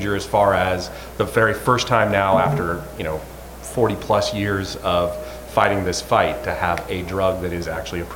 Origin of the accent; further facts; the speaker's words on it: Moab, Utah, United States; now in Seattle, United States; I'm originally from Moab, Utah, but currently out of Seattle.